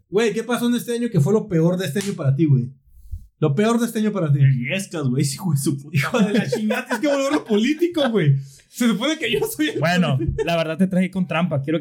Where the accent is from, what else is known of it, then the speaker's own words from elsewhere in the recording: northern Mexico, Mexico; Ah, nosotros, estamos un chingo porque estamos pisteando, así que. Porque somos norteños.